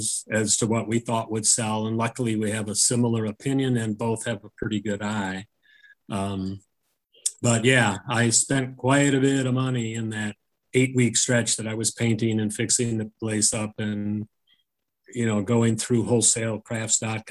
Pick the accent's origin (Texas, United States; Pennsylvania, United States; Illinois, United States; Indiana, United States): Illinois, United States; Woodstock; I wanted to work, you know, have my shop in my hometown